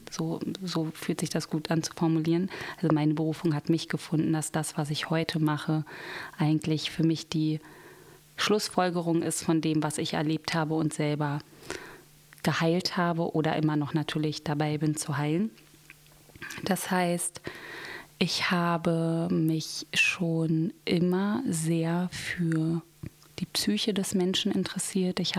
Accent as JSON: {"language": "German", "region": "Berlin", "country": "Germany", "tie": "born or raised there", "said": "Und ich bin hier in Berlin aufgewachsen, auch geboren. Ich bin gebürtige Berlinerin, bin auch schon mein ganzes Leben hier in Berlin und bin mittlerweile Mutter von vier Kindern."}